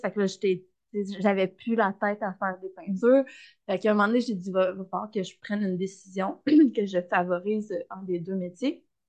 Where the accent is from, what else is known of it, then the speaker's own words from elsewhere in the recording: Saint-Damien and the Magdalen Islands, Quebec, Canada; also born or lived in Berthierville, Lanaudière; j'ai grandi beaucoup à Saint-Damien et aux îles de la Madeleine